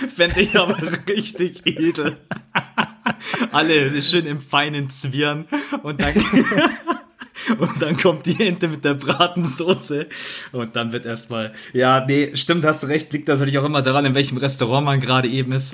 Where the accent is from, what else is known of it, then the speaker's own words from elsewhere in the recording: Bavaria, Germany; ich komme jetzt auch aus Bayern